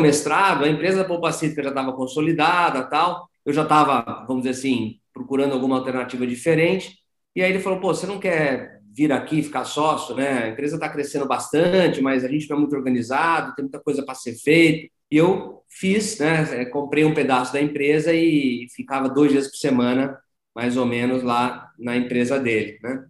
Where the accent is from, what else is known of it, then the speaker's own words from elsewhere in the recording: São Paulo, Brazil; moved away as an adult; also born or lived in Piracicaba; eu sou paulistano, né? Sou de São Paulo, mas optei por vir para Piracicaba e fazer agronomia